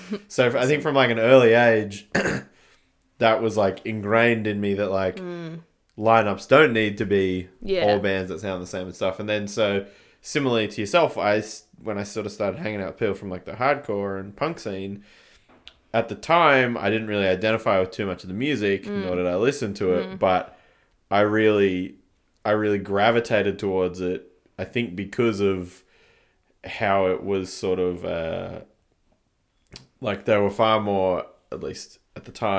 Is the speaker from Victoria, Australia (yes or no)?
no; Canberra, Australian Capital Territory, Australia; when I was growing up in Canberra, from the start, we would never really play shows just because of the size of the town.